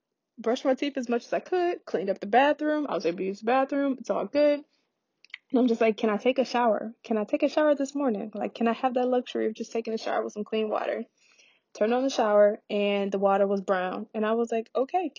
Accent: Detroit, Michigan, United States; my hometown in Detroit

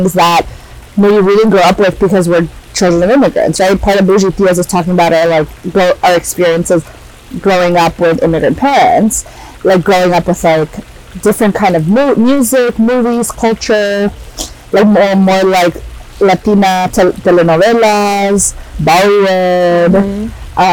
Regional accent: Morristown, New Jersey, United States; I was born in New Jersey, people. Morristown, to be more exact.

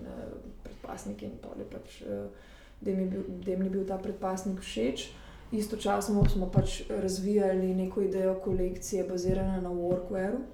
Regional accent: Slovenia; moved away as an adult; now in Paris, France; jaz sem pač iz Slovenije

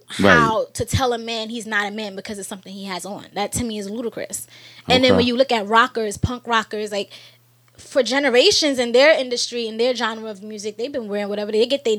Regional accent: New York, United States; And as a New Yorker, okay, in New York, I get many more people trying to tell me and convince me I have an accent.

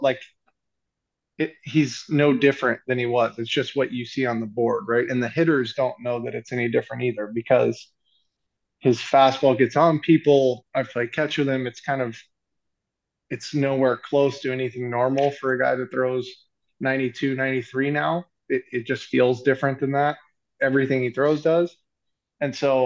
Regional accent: Lexington, Kentucky, United States; moved away as an adult; now in Los Angeles, United States; I'm from Lexington

